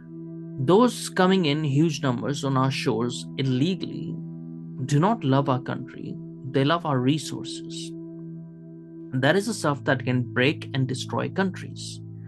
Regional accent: Pakistan; also born or lived in Kuwait; now in United Kingdom; I was born in Kuwait, as you guys know, but I've lived in Pakistan for 10 years

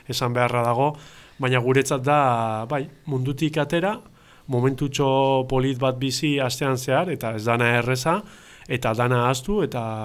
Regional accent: Getxo, Basque Country, Spain; getxotarra naiz

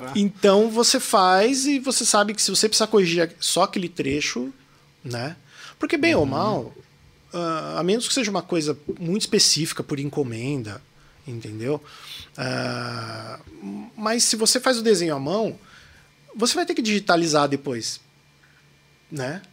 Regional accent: Mogi das Cruzes, São Paulo, Brazil; accent: paulista; also born or lived in São Caetano do Sul; now in São Paulo, Brazil; sou nascido em São Caetano do Sul, fui, cresci a minha infância inteira em Mogi das Cruzes

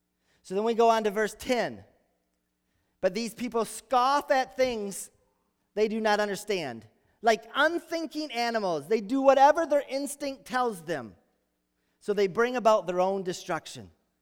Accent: Holland, Michigan, United States; So the farm I grew up in Holland, our family farm, we'd watch storms brewing over Lake Michigan.

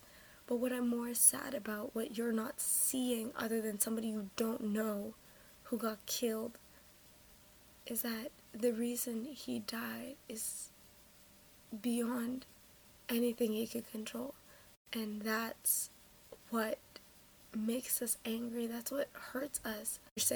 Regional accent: Toronto, Ontario, Canada; I'm from Toronto, Canada

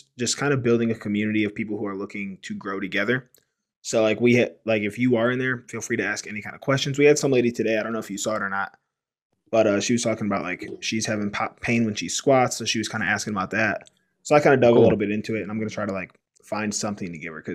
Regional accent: Cleveland, Ohio, United States; now in Denver, United States; we're both originally from the Cleveland, Ohio area

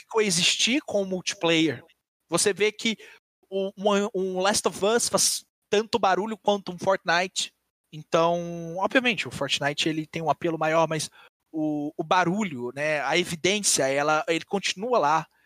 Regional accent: Minas Gerais, Brazil; eu sou de Minas

